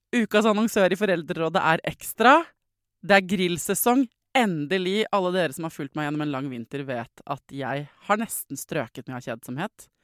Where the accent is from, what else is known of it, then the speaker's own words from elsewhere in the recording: Norway; jeg er fra Norge